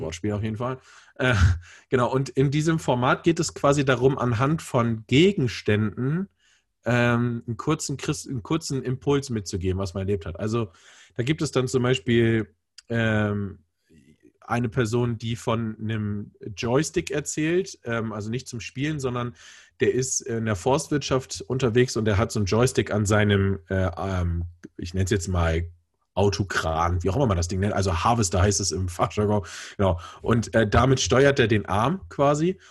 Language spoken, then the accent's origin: German; Bremen, Germany; moved away as an adult; also born or lived in Hamburg; now in Hesse, Germany; also ich komme aus Bremen und bin dann äh, zu meinem Studium umgezogen nach Hamburg und bin jetzt äh, äh, hier in Hessen gelandet